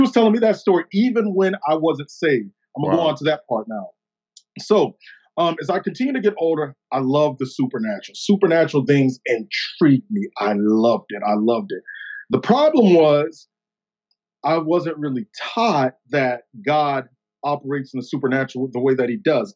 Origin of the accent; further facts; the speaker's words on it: Pensacola, Florida, United States; also born or lived in Milton, Florida; now in Chicago, United States; I'm from Pensacola, Florida. I live in the Chicagoland area right now. Pensacola, Florida. Grew up in a little church in Milton, Florida